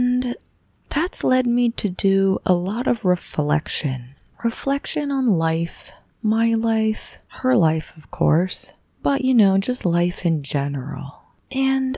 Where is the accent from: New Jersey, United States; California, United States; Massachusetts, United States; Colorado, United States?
Colorado, United States; Boulder; I'm from Boulder, Colorado, a little town.